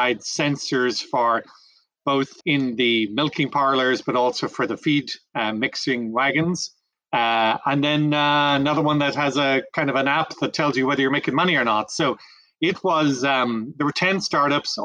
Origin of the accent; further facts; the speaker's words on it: Ireland; moved away as an adult; also born or lived in France / Brazil; now in North Carolina, United States; Grew up in Ireland